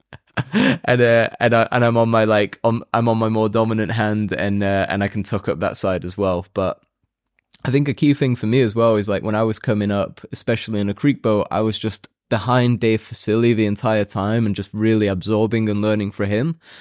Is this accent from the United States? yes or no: no; United Kingdom; I'm also British